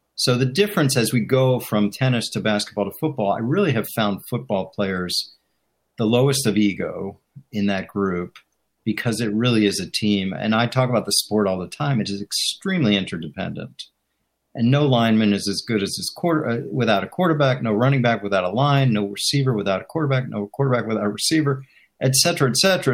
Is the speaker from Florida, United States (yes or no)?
no; Chevy Chase, Maryland, United States; born or raised there; moved away as an adult; also born or lived in Washington, District of Columbia, United States; now in Philadelphia, United States